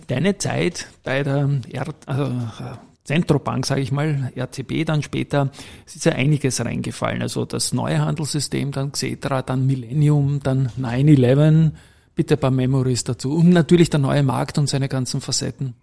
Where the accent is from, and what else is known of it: Austria